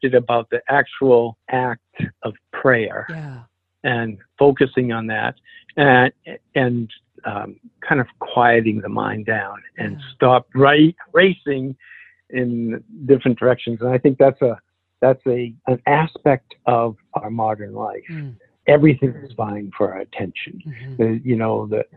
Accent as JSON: {"language": "English", "town": "Alna", "region": "Maine", "country": "United States", "tie": "born or raised there", "also_born_or_lived": "Rockland, Maine", "said": "I grew up in Alna, which is 300 people, in Rockland, which is a small town in Maine"}